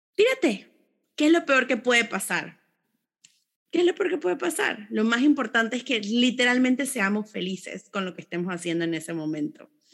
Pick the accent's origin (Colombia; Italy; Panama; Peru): Panama; personas panameñas orgullosas del, lugar donde nacimos